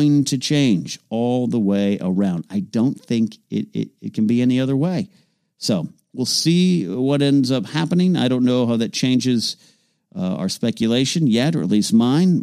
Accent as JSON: {"language": "English", "town": "Arroyo Grande", "region": "California", "country": "United States", "tie": "born or raised there", "moved": "yes", "said": "I will be in Arroyo Grande, California, my hometown, my stomping grounds"}